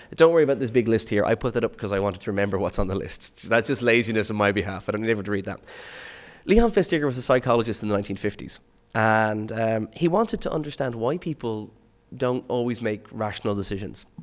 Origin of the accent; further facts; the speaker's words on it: Skerries, Leinster, Ireland; my hometown is a place called Skerries in, in Dublin